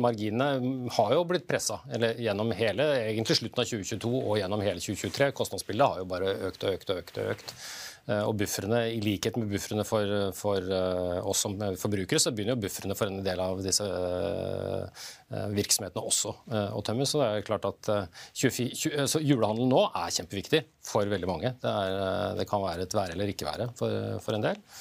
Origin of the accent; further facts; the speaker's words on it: Norway; Jul er noe vi prioriterer som nordmenn